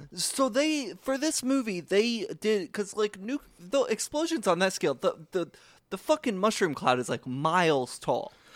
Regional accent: United States; I, as an American citizen

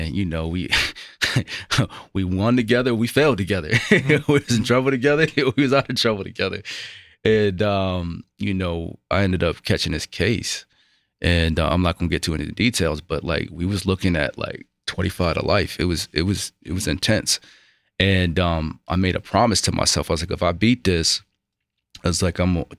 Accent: outside of Buffalo, New York, United States; I grew up outside of Buffalo, New York

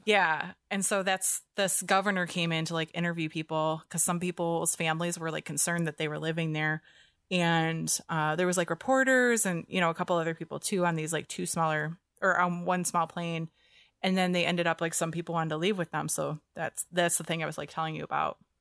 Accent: near Detroit, Michigan, United States; moved away; I grew up near Detroit

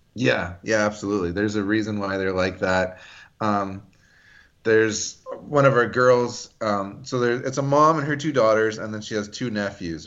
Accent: Canada; I'm Greek Canadian

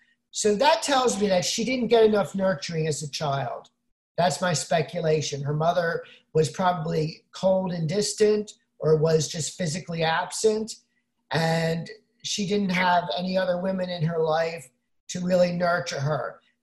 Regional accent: Brooklyn, New York, United States; I'm from Brooklyn.

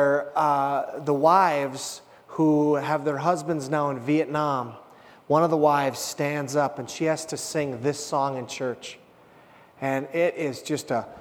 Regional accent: Hibbing, Minnesota, United States; my hometown of Hibbing, Minnesota

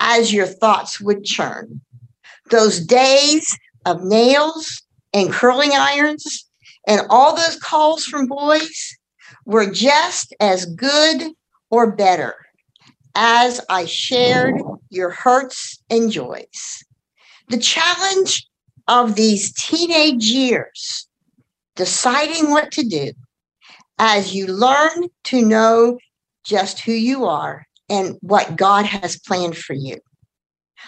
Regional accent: Elizabethtown, Kentucky, United States; I'm from Elizabethtown, Kentucky.

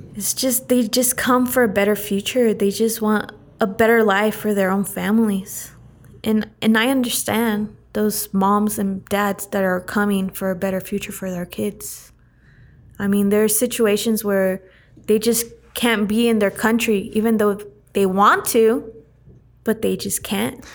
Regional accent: Turlock, California, United States; now in Chowchilla, United States; I live right now in Chowchilla, California, but born and raised in Turlock, California.

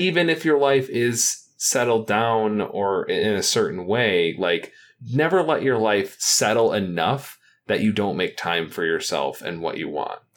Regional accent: Detroit, Michigan, United States; I'm from the Detroit area

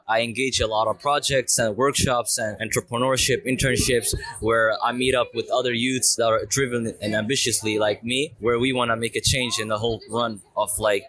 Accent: Helsingborg, Skåne, Sweden; I'm from Helsingborg. I'm 18 years old

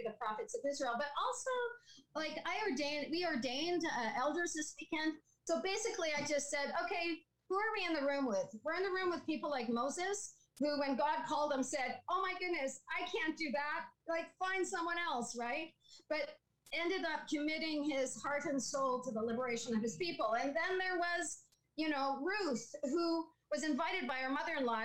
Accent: Saskatchewan, Canada; now in Picton, Canada; I grew up in Saskatchewan

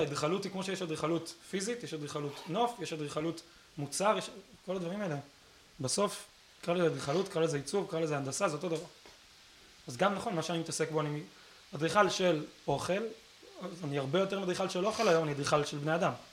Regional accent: Israel; אנחנו כישראלים טובים

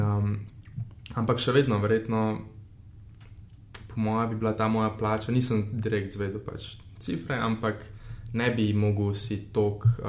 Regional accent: Slovenia; also born or lived in Ljubljana; smo iz Slovenije, še posebej v Ljubljani

